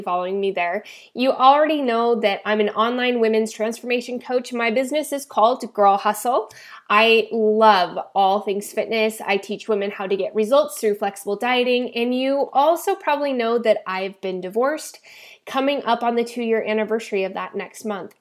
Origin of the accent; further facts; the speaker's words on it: Idaho, United States; now in San Diego, United States; I was actually born and raised in the beautiful and cold state of Idaho